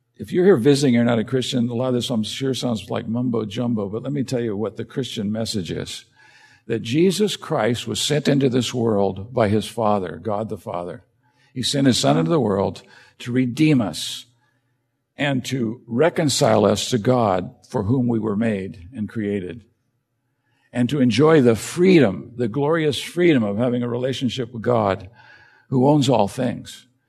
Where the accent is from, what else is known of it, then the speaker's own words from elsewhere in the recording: United States; as an American